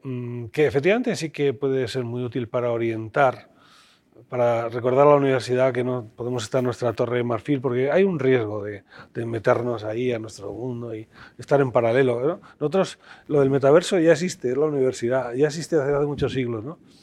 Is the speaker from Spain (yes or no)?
yes; Spain; somos españoles